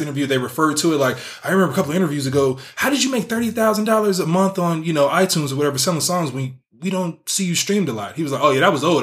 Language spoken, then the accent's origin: English; Bay Area, California, United States; I'm from the Bay Area